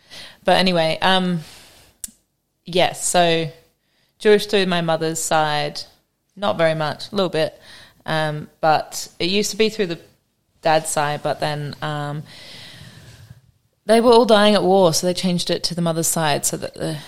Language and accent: English; Noosa, Queensland, Australia; accent: British; moved away as an adult; also born or lived in Western Sydney, New South Wales / England; now in Melbourne, Australia; I'm from Western Sydney. Nice. Yep. And then we moved up when I was about 6 to Queensland. Grew up in Noosa mostly.